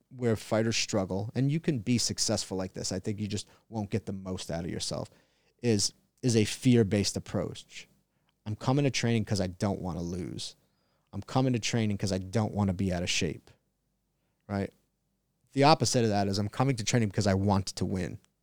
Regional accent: Long Island, New York, United States; now in San Diego, United States; I grew up in Long Island

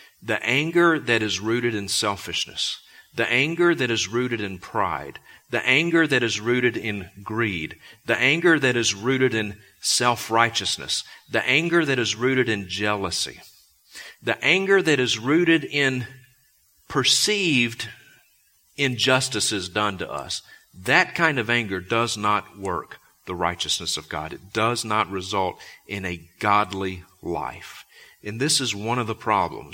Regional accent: Vicksburg, Mississippi, United States; also born or lived in Sandpoint, Idaho; now in Bozeman, United States; I was born in Vicksburg, Mississippi

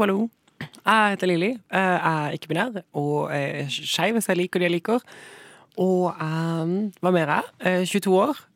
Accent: Sørlandet, Southern Norway, Norway; Jeg er fra Sørlandet

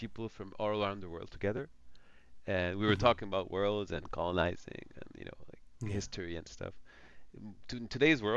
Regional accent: France; coming from France

